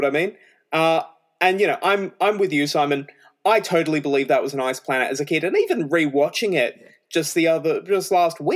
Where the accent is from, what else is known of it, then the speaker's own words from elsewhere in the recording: Australia; I'm Australian